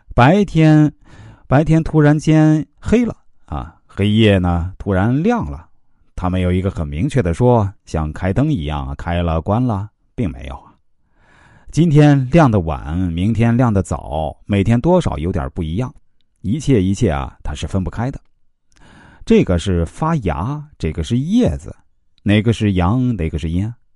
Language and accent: Chinese; China; 我们中国人